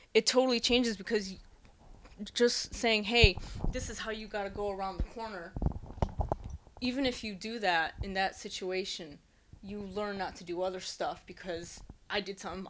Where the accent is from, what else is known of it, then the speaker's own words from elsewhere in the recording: United States; moved away as an adult; now in Japan; me being my American self